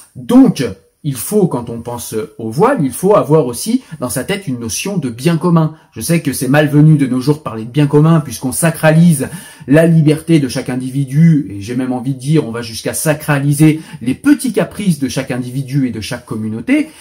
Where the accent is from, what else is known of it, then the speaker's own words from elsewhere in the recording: France; je suis français, pas israélien